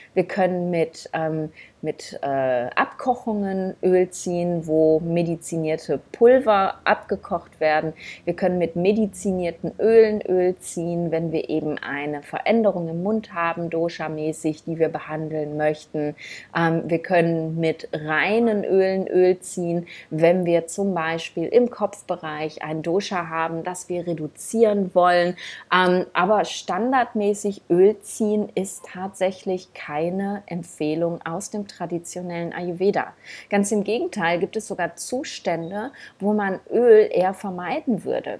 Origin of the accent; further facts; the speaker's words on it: Germany; bei uns in Deutschland